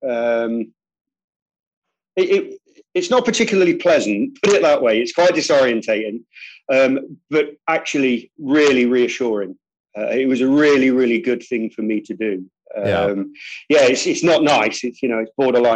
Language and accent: English; United Kingdom; I'm British